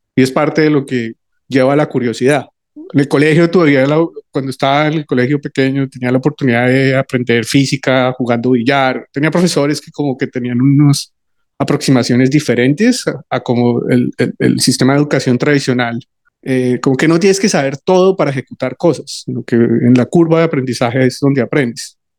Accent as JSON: {"language": "Spanish", "country": "Colombia", "moved": "as an adult", "said": "volví a Colombia, que es de donde soy"}